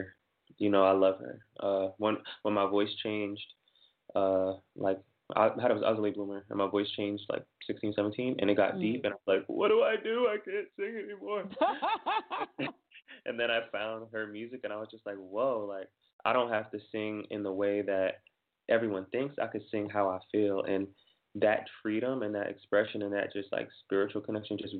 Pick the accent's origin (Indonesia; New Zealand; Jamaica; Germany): Jamaica; I'm Jamaican, and we have like kind of values